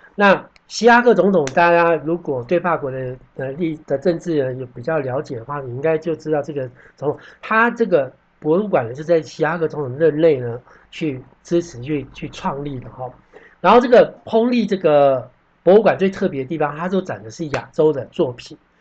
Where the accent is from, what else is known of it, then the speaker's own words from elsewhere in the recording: Taiwan; 我们台湾人喜欢讲做生意